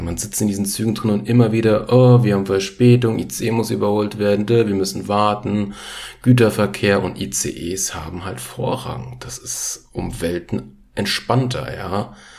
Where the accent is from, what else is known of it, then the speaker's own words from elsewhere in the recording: Frankfurt, Hesse, Germany; Ich bin ja Frankfurter quasi oder grob geschätzt, komme ja aus der Gegend.